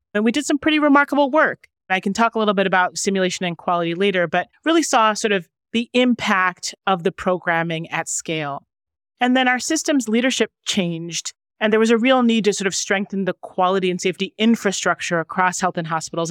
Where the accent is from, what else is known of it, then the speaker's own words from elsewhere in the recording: Chicago, Illinois, United States; moved away as an adult; now in New York City, United States; I grew up in Chicago